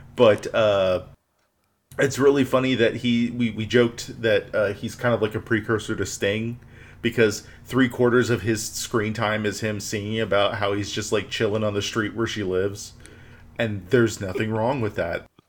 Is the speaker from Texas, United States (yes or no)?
yes; Houston, Texas, United States; growing up in Southeast Corner of Houston